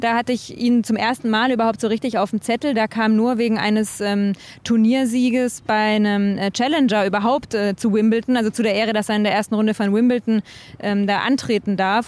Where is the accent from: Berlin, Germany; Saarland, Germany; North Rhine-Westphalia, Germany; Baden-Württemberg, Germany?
Baden-Württemberg, Germany; Konstanz; ich komme jetzt nicht aus Villingen okay. genau, sondern aus äh, Konstanz oder Konstanz, wie wir sagen